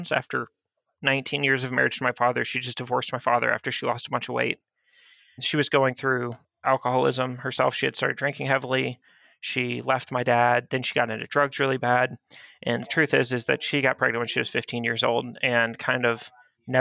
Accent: Florida, United States; born or raised there; also born or lived in Georgia

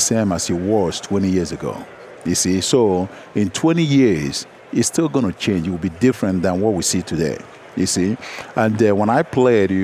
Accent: Nigeria; moved away; growing up in Nigeria

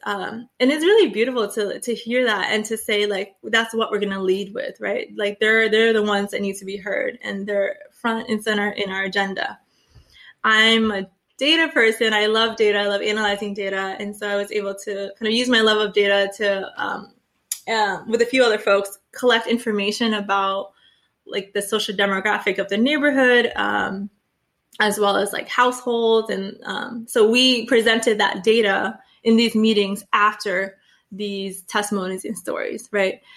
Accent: Springfield, Massachusetts, United States; also born or lived in Dorchester, Boston; I grew up in Springfield

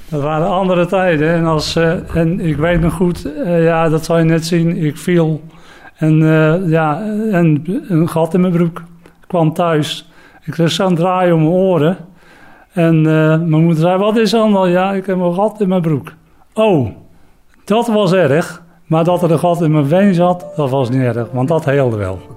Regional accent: Katwijk aan den Rijn, South Holland, Netherlands; ik kom uit Katwijk aan de Rijn

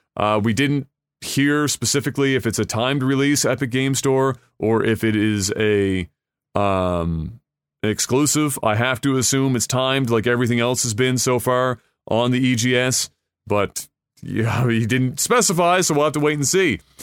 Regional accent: Canada; as a Canadian

